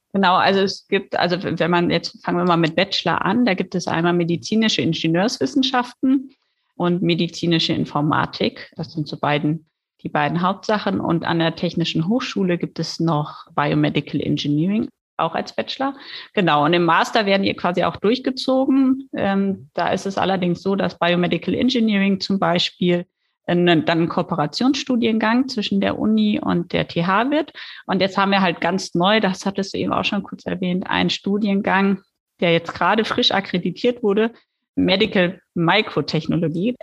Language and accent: German; Düsseldorf, North Rhine-Westphalia, Germany; moved away as an adult; also born or lived in Duisburg; now in Lübeck, Germany; ich komme ursprünglich tatsächlich aus Düsseldorf, bin auch zur Schule gegangen